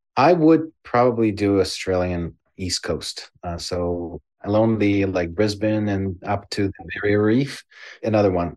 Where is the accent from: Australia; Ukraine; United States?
Ukraine; born or raised there; now in Canada